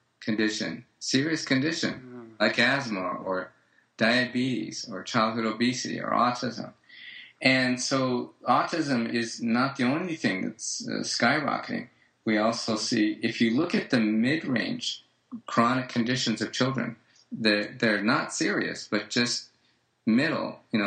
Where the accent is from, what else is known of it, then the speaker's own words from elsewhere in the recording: United States; I'm an American. I'm about as American as it gets in my family history